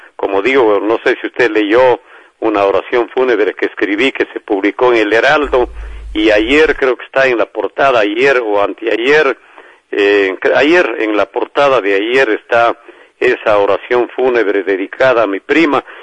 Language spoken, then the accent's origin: Spanish; Azogues, Cañar, Ecuador; mi tierra, que es todo lo que he hecho a lo largo de mi vida, querer, amar entrañablemente a mi barrio, el Cañirico, la quebrada de Perruncay, donde nací.